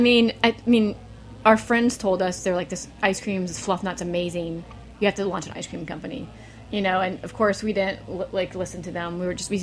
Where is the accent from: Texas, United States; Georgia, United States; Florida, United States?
Florida, United States; Jacksonville; Jacksonville, Florida. People don't think it's the South, but it is the South.